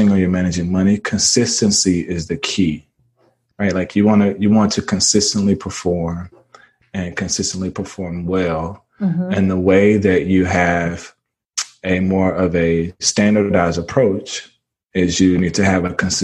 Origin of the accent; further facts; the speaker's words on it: Mississippi, United States; born and raised in Mississippi